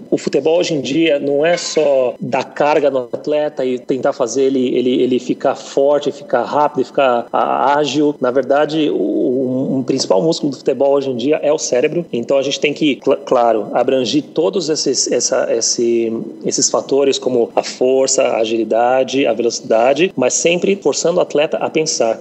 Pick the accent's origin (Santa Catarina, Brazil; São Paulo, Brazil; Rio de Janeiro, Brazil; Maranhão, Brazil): São Paulo, Brazil; Guarulhos; moved away as an adult; now in Malaysia; sou brasileiro, graças a Deus, mas eu sou casado aqui com, com, com uma malasiana